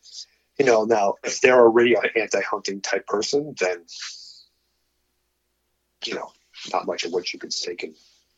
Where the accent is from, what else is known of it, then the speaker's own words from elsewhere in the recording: Arizona, United States; But when that popped up here in Arizona, my home state, I was like, Charles, I think now's the time we need to launch this shit.